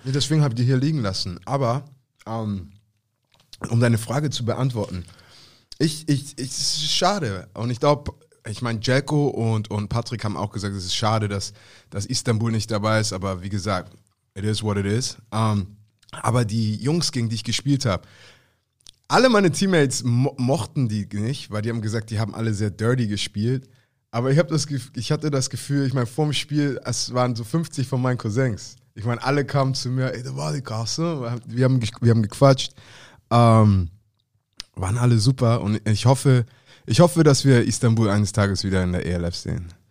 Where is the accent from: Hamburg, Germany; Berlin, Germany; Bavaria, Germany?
Hamburg, Germany; Als Hamburger